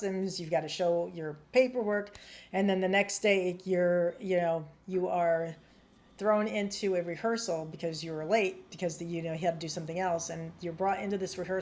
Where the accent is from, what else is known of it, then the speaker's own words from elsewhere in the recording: United States; I'm American, I'm a woman and I'm white.